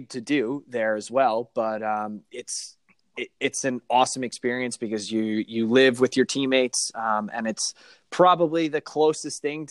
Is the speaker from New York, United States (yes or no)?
yes; Suffolk County, Long Island, New York, United States; I grew up in Suffolk County on Long Island.